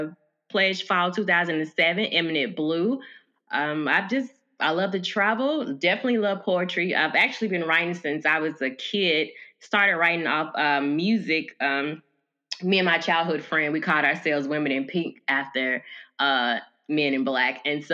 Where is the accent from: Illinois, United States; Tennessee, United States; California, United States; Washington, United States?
Tennessee, United States; Memphis; now in Las Vegas, United States; Well, I'm from Memphis. I'm currently residing in Las Vegas, Nevada. I've been here for about a year now.